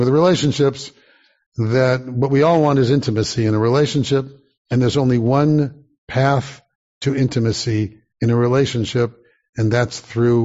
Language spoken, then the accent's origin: English; Santa Monica, California, United States; growing up in Santa Monica, going to Beth Shalom Synagogue, 19th in California